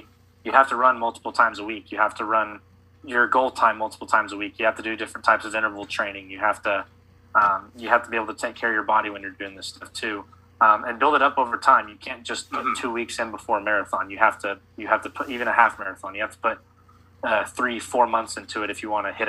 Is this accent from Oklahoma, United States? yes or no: yes; Oklahoma, United States; Growing up in Oklahoma my whole life, I was born a year after the bombing